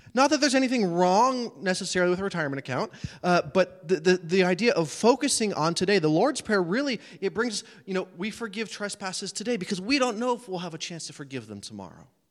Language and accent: English; United States; as American preachers, and I'm one of them